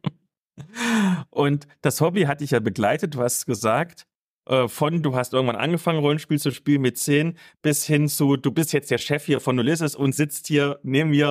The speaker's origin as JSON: {"language": "German", "region": "East Germany", "country": "Germany", "tie": "born or raised there", "said": "aus meiner Kindheit sagen, bei uns im Osten auf dem Dorf"}